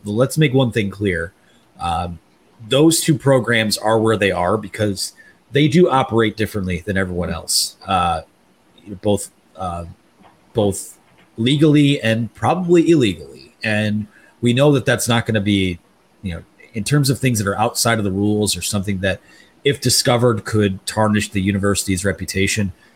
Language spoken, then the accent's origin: English; Taylor, Michigan, United States; I'm from Taylor. I'm from the Downriver area